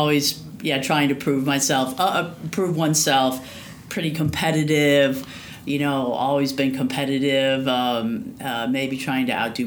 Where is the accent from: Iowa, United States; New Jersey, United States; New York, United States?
Iowa, United States; Davenport; Right, so I was born and raised in Iowa, in Davenport, Iowa.